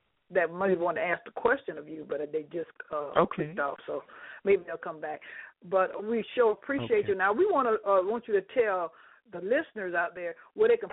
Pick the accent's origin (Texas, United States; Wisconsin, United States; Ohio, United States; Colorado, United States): Ohio, United States; Cleveland; now in Atlanta, United States; I'm down here in Atlanta. Y'all know I'm from Cleveland, Ohio